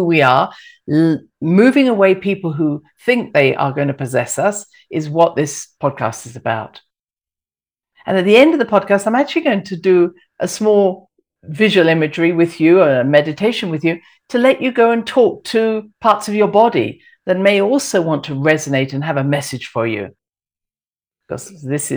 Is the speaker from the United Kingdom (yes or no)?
yes; England, United Kingdom; I'm very English